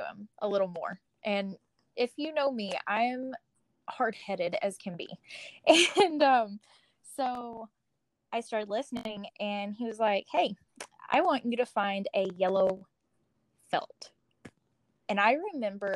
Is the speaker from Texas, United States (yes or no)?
yes; Texas, United States; moved away; I'm from Texas, but I kind of live wherever at this moment in time